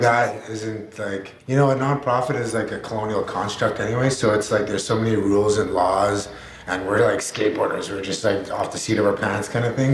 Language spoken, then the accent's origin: English; Alberta, Canada; I'm from Alberta